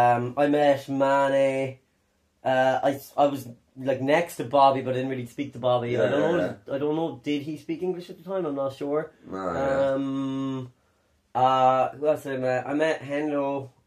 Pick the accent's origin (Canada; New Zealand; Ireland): Ireland; Cork, Munster; accent: Cork; it's really just, like, a Cork accent from a particul